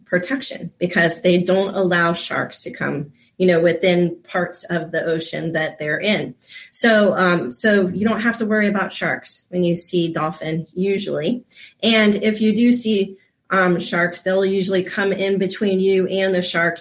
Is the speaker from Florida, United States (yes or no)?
yes; Florida, United States; I grew up here in Florida